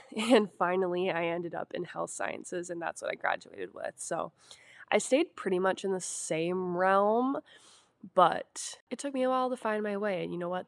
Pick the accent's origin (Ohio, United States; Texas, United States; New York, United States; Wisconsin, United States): Wisconsin, United States; I'm from Wisconsin, born and raised, lived here my whole life